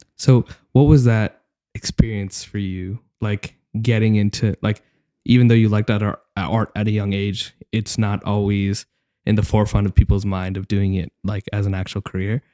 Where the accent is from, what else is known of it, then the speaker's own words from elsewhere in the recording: Dallas, Texas, United States; I'm from Dallas, Texas